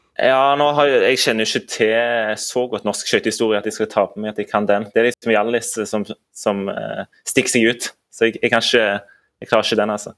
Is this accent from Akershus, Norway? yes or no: no; Stavanger, Rogaland, Norway; moved away as an adult; now in Oslo, Norway; jeg er siddis, men jeg er hos svigerforeldrene mine i Farsund